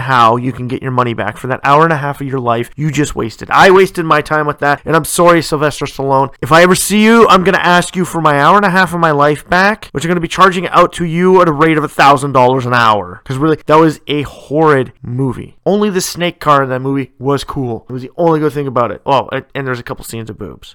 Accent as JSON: {"language": "English", "country": "Canada", "said": "Canada, my home country"}